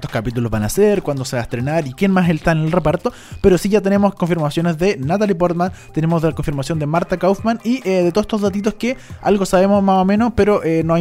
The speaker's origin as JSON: {"language": "Spanish", "country": "Chile", "said": "Por supuesto, soy chilena"}